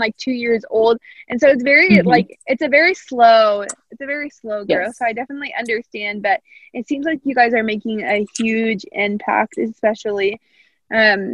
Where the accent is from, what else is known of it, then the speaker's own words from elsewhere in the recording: Southern Indiana, United States; I'm from Southern Indiana